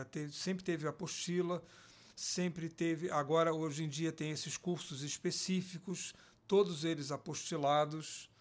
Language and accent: Portuguese; Rio de Janeiro, Brazil; eu também, sou do Rio de Janeiro